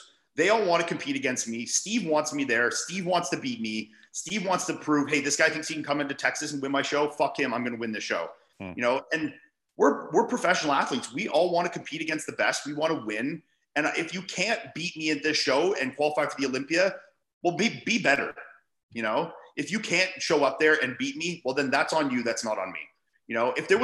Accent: Canada; being a Canadian

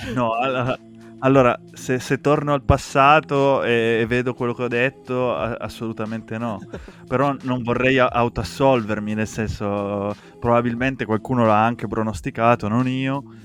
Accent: Asti, Piedmont, Italy; io sono originario di Asti

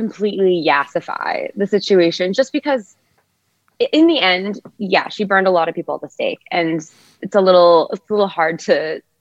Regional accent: United States; accent: American; I'm an American actor and playwright

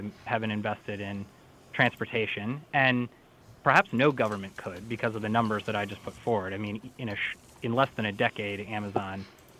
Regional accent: St. Paul, Minnesota, United States; So I should say that Minnesota is actually my home state. I grew up in St. Paul.

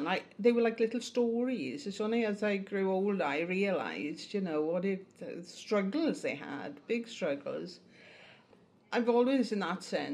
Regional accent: Blaenrhondda, Wales, United Kingdom; I was born in Blaenrhodda, the very top of the Rhondda Valley

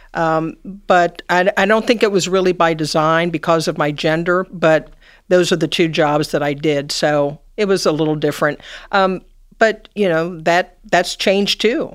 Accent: Cincinnati, Ohio, United States; I, um, grew up here in Cincinnati. I went to Sycamore High School.

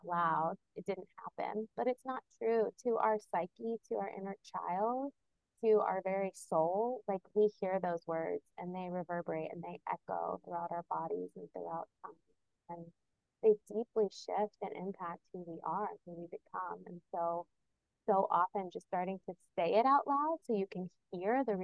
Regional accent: Kentucky, United States; moved away; the land I was born on in Kentucky

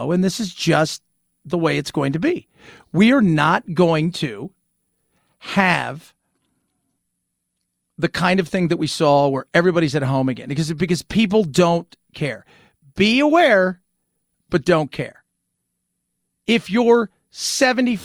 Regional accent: Los Angeles, California, United States; as a kid growing up in Los Angeles

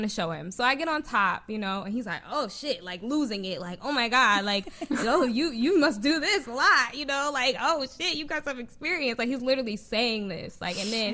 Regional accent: New Jersey, United States; I'm from Jersey. So I lived in Jersey

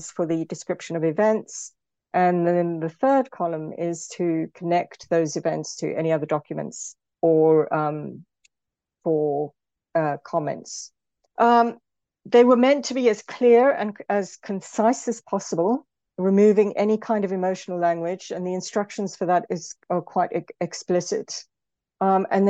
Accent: South Africa; moved away; also born or lived in Britain; as a South African, for example, I'm often thought, especially in Britain, the way I talk is often sometimes assumed to be aggressive

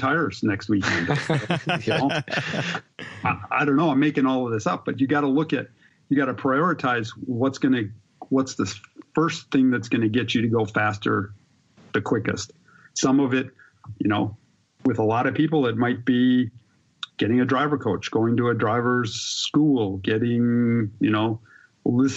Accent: Milwaukee, Wisconsin, United States; born and raised in Wisconsin, in Milwaukee

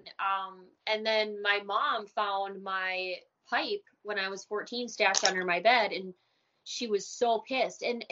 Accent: Minnesota, United States; born or raised there; also born or lived in Germany

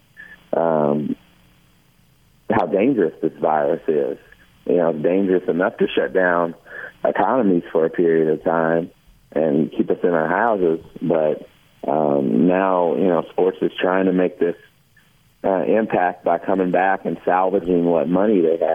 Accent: Kentucky, United States; every February in front of big audiences growing up in Kentucky

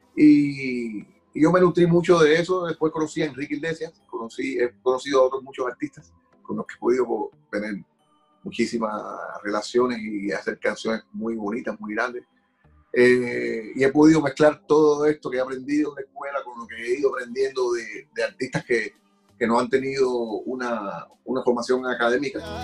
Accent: Havana, Cuba; moved away; el barrio de, Belén, donde yo nací.

